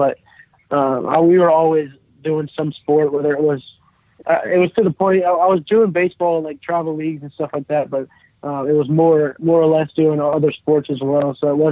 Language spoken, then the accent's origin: English; Acworth, Georgia, United States; growing up in Atlanta, I was a Braves fan